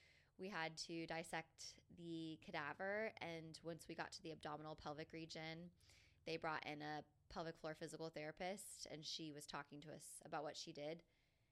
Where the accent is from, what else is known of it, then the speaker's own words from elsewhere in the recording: Jacksonville, Florida, United States; I was born and raised in Jacksonville, Florida